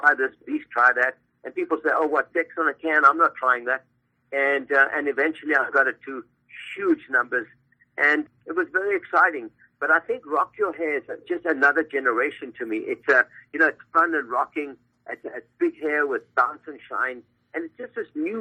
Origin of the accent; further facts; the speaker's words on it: South Africa; now in Los Angeles, United States; I'm from South Africa.